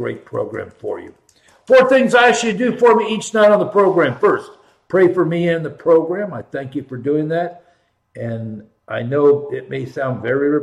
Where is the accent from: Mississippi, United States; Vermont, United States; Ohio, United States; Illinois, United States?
Ohio, United States; Columbus; born and raised in Columbus